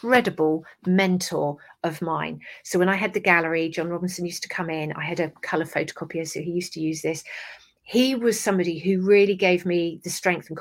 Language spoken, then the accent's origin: English; Somerset, South West England, United Kingdom; accent: English; England, Somerset